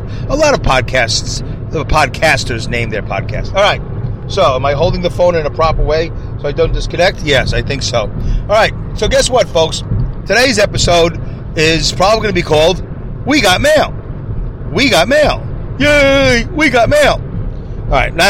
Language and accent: English; Saugerties, New York, United States; I'm actually right now going through the toll booth here in my hometown of Saugerties